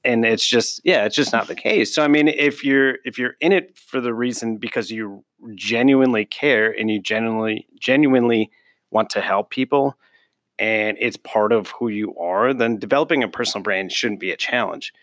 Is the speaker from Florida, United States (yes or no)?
no; Minneapolis, Minnesota, United States; I'm originally from Northeast Minneapolis